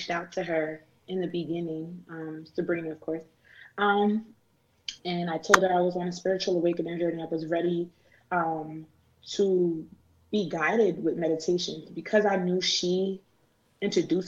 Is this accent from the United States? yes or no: yes; New Jersey, United States; I was born and raised here in America, in Jersey.